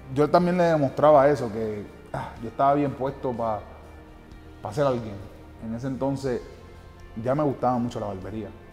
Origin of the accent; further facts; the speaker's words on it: Patillas, Puerto Rico; Vengo de un, de un humilde barrio, un humilde pueblo de Puerto Rico, un barrio que se llama Los Pollos